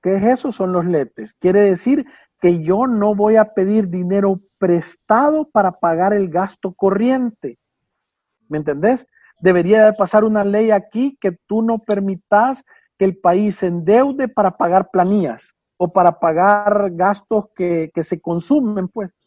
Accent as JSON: {"language": "Spanish", "country": "El Salvador", "said": "nosotros como salvadoreños"}